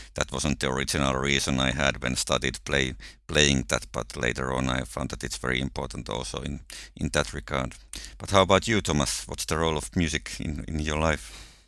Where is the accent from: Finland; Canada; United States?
Finland; I'm coming from Finland